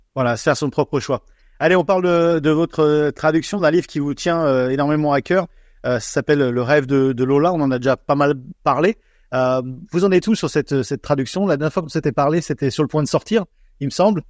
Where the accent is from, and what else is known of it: France; now in Australia